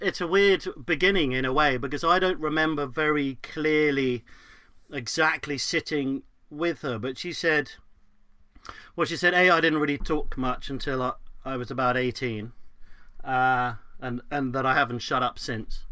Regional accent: London, United Kingdom; I was brought up in West London

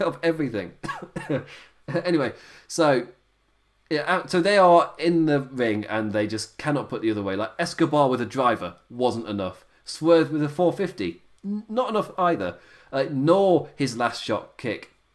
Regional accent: Nottingham, East Midlands, United Kingdom; I'm from Nottingham.

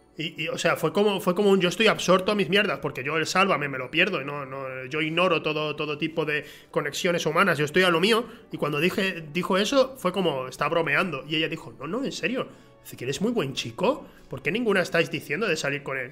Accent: Huelva, Andalusia, Spain; aquí en Andalucía, o sea, yo soy de Huelva

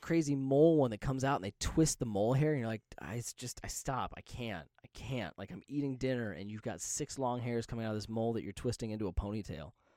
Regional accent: Las Vegas, Nevada, United States; growing up in Vegas

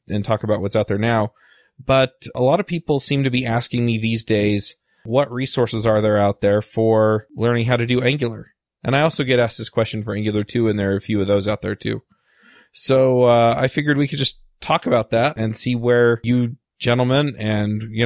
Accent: Salt Lake City, Utah, United States; in Salt Lake City. It's my hometown

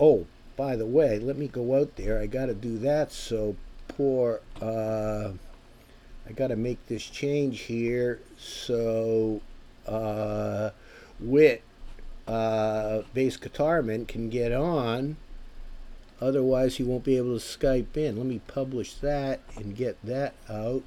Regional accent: United States; this American

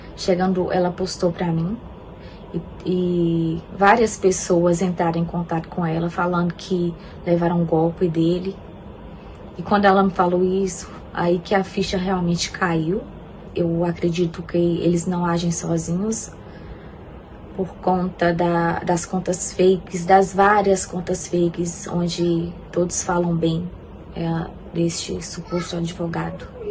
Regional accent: Brazil; moved away as an adult; now in United States; eu sou brasileira, moro atualmente nos Estados Unidos há cerca de oito meses.

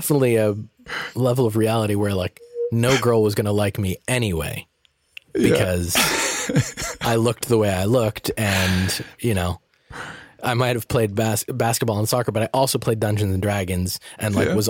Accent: Peabody, Massachusetts, United States; because I grew up in Peabody, Massachusetts, and it was predominantly white.

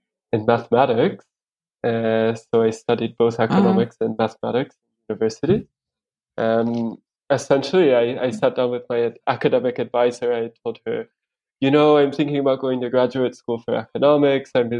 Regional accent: United States; moved away as an adult; also born or lived in Spain / Rwanda / Netherlands / Kenya; now in Nairobi, Kenya; I'm from the United States. I lived there until I was about 22.

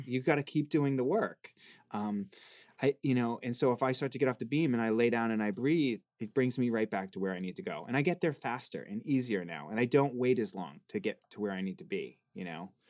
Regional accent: Boston, Massachusetts, United States; now in Los Angeles, United States; I'm from the East Coast

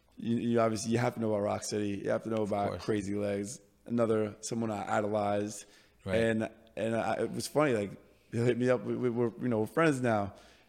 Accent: Bronx, New York, United States; we're from the Bronx. Yeah. The originator, you know?

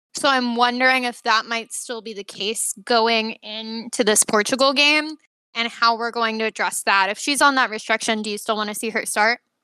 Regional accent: United States; as an American

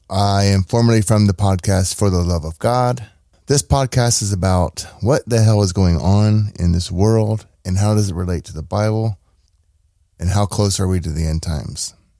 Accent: United States; I'm an American citizen

